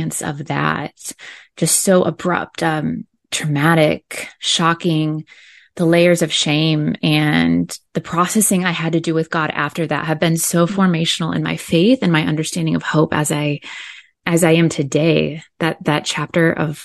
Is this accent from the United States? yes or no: yes; Indiana, United States; moved away as an adult; now in Southern California, United States; I grew up in Indiana. I live here in Southern California now, where I've been over half my life